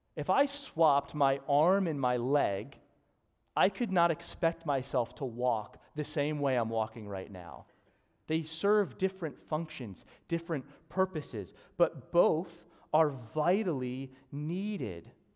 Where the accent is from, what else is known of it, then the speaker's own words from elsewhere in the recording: Newtown, Pennsylvania, United States; I grew up in Newtown and went to Council Rock